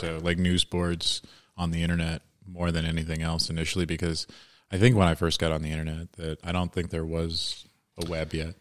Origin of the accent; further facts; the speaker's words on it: Washington, District of Columbia, United States; I grew up in D C mostly.